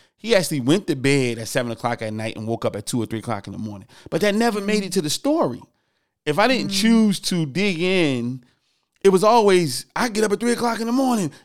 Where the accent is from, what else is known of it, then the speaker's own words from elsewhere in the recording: Newark, New Jersey, United States; I'm from Newark, New Jersey